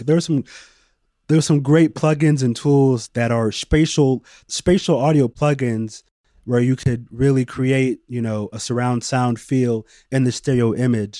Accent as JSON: {"language": "English", "area": "Bay Area", "region": "California", "country": "United States", "tie": "born or raised there", "said": "a kid growing up in the Bay Area"}